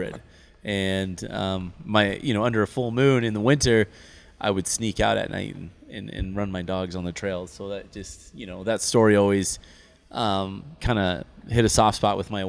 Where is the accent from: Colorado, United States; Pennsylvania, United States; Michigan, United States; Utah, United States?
Utah, United States; Park City; I grew up in Park City.